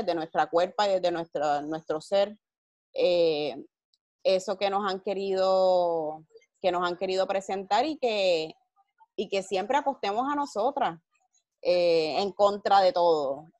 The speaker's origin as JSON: {"language": "Spanish", "town": "Carolina", "country": "Puerto Rico", "tie": "born or raised there", "said": "yo me crié en Carolina. Toda mi vida vivo en Carolina"}